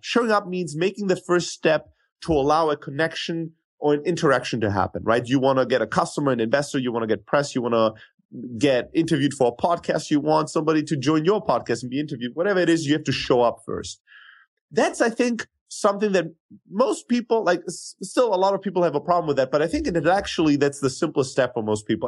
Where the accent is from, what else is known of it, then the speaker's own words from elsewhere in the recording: Germany; moved away as an adult; also born or lived in Greece; now in United States; I grew up in Germany